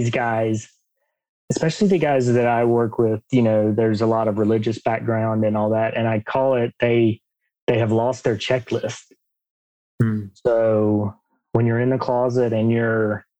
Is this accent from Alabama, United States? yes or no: yes; Alabama, United States; I grew up in Alabama, if you can't tell by my accent.